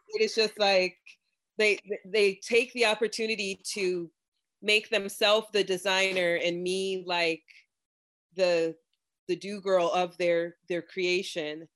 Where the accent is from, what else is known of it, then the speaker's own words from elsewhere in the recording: Florida, United States; I am from Florida, and my family is Jamaican, and I I did grow up in the sun